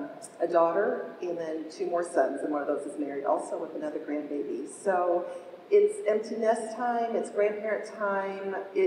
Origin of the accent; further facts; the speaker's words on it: Malaysia; also born or lived in Indonesia; now in United States; Yeah, I grew up overseas in Malaysia, Indonesia.